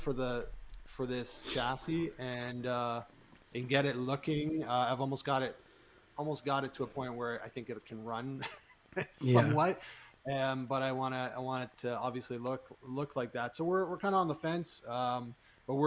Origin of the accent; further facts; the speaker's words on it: Canada; I'm Canadian